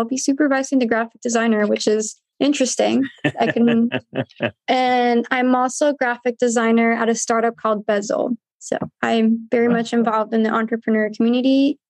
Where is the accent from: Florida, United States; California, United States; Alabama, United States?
California, United States; San Diego; also born or lived in Tijuana, Mexico; I'm from here, from San Diego. I originally lived in TJ, like my early childhood, but I am American. I was born here.